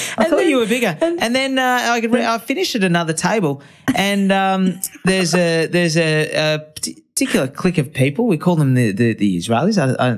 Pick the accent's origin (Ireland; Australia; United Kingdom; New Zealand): Australia; Brisbane, Queensland; I'm from Brisbane, right? Brisbane's the biggest council in the Southern Hemisphere by amount of residents and constituents. And as a result, every suburb's like identical, right?